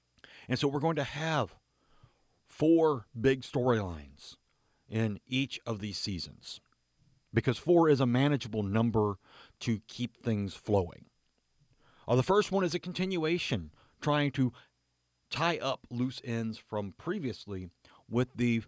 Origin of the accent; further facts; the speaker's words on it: Memphis, Tennessee, United States; Growing up around Memphis